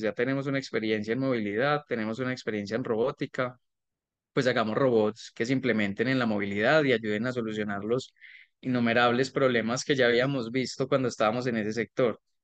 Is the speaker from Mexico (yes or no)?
no; Colombia